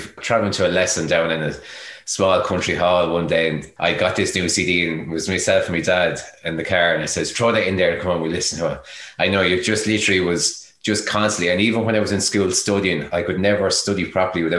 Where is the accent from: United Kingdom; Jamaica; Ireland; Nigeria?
Ireland; Kilkenny, Leinster; I came from the heart of Kilkenny, from O'Loughlin Gales would be my local club